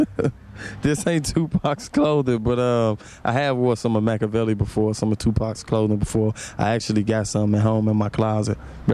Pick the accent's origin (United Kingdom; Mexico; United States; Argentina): United States; St. Louis, Missouri; I come from St. Louis, and I'm just another artist coming from St. Louis.